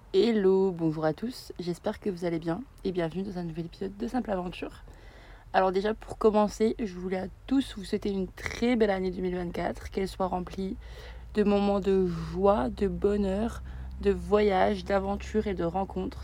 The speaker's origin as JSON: {"language": "French", "region": "Bourgogne-Franche-Comté", "country": "France", "said": "De Franche-Comté"}